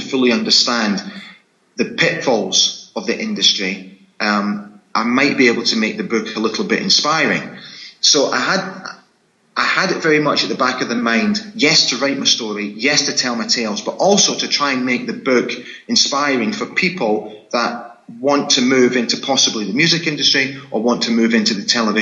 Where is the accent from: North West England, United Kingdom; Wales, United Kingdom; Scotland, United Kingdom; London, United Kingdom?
Scotland, United Kingdom; accent: Scottish; my Scottish accent